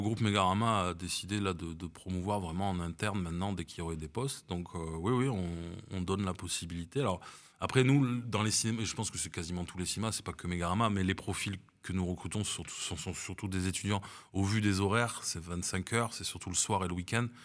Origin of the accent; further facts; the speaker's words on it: Bordeaux, Nouvelle-Aquitaine, France; moved away as an adult; also born or lived in Paris; now in Nice, France; je suis né à Paris et euh, je suis effectivement, j'ai passé toute ma vie à, à Bordeaux